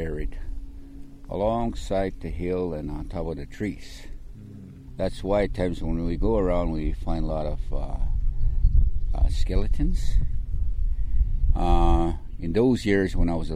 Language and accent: English; Siksika Nation, Alberta, Canada; English is a second language; I didn't speak a word of English, nothing. I was raised up traditionally.